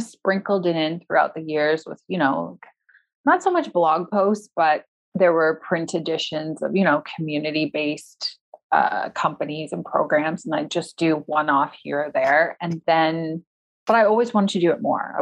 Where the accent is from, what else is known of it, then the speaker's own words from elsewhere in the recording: Toronto, Ontario, Canada; moved away as an adult; I'm back in my hometown of Toronto, Canada